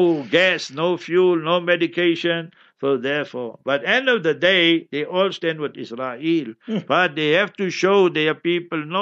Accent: Heidelberg, Gauteng, South Africa; I was born in Heidelberg.

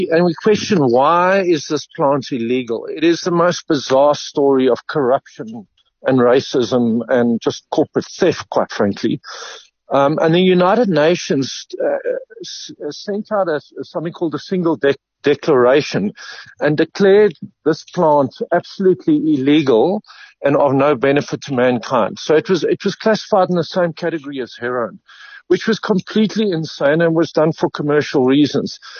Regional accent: Eastern Cape, South Africa; I grew up in the Eastern Cape, and uh, it was around, and people were farming illegally.

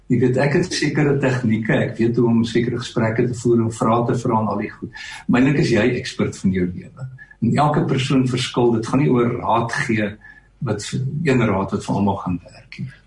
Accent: Stilfontein, North West, South Africa; moved away as an adult; also born or lived in Potchefstroom / Pretoria / Melkbosstrand; ek het in Stilfontein in Klerksdorp groot geword

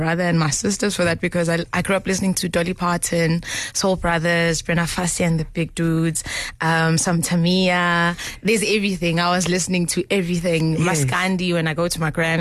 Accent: Tugela Ferry, KwaZulu-Natal, South Africa; I come from Together Fairy

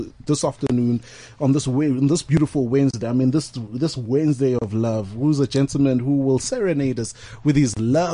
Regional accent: Eastern Cape, South Africa; I'm from the Eastern Cape

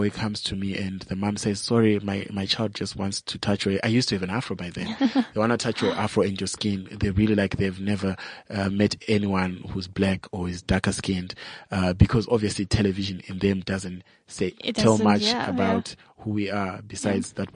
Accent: Zimbabwe; now in South Africa; I'm from Zimbabwe

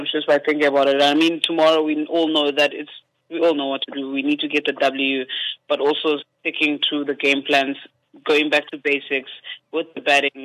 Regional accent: East London, Eastern Cape, South Africa; I'm from East London

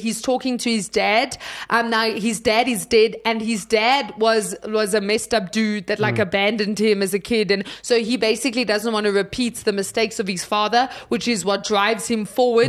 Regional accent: South Africa; I'm South African

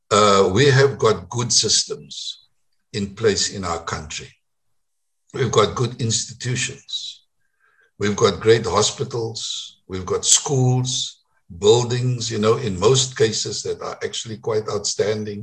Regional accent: Paarl, Western Cape, South Africa; English is a second language; also born or lived in Grahamstown; I come from Paul, you know, I went to school in Afrikaans

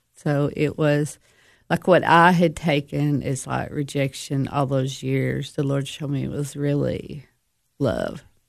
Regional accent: United States; I grew up in DeKalb County

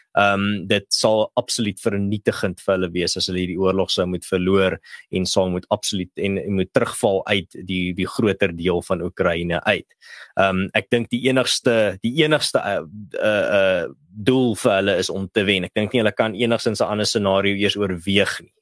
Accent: South Africa; ons as Suid-Afrikaners, veral as Afrikaners

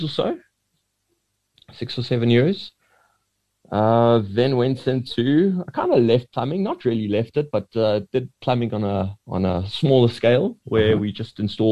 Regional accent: Edenvale, Gauteng, South Africa; I'm from Johannesburg, Edenvale to be exact.

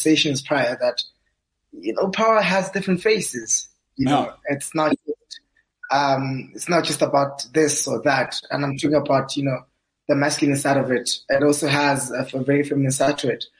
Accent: Welkom, Free State, South Africa; moved away as an adult; also born or lived in Bloemfontein; my whole schooling career was kind of like in Valcom

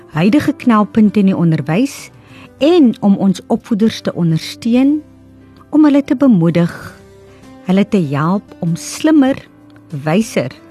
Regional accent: O'okiep, Namaqualand, Northern Cape, South Africa; Dit is nou my woonplek waar ek vandaan kom

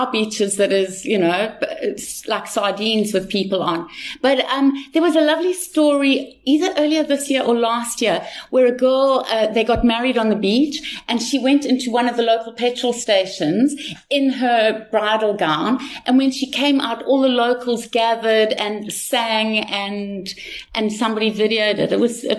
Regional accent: Salt Rock, KwaZulu-Natal, South Africa; place because I'm from Salt Rock.

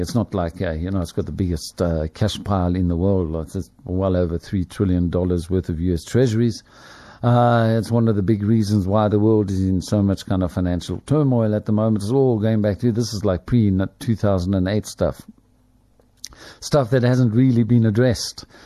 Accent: Springs, Gauteng, South Africa; now in Lenasia, South Africa; the family that I grew up in, in Springs, my hometown

